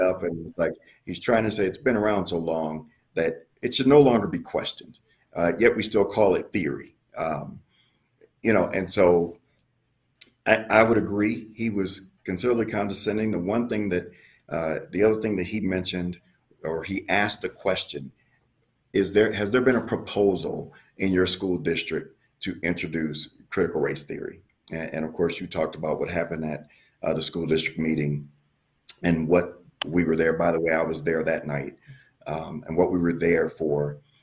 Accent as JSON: {"language": "English", "town": "Milwaukee", "region": "Wisconsin", "country": "United States", "said": "I'm from Milwaukee, Wisconsin"}